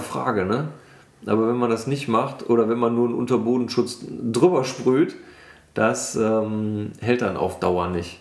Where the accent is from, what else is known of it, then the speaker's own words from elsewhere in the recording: Wermelskirchen, North Rhine-Westphalia, Germany; ich komme aus dem Bergischen, aus Wermelskirchen.